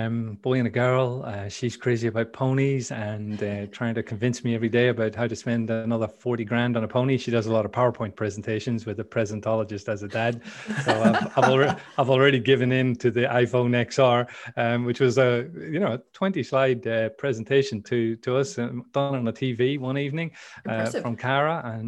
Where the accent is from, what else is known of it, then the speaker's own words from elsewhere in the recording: Belfast, Northern Ireland, United Kingdom; accent: Northern Irish; Northern Irish accent, because people couldn't understand me. So some people get confused and think I'm Canadian or something, but no, I'm pure Belfast originally. That's where I come from.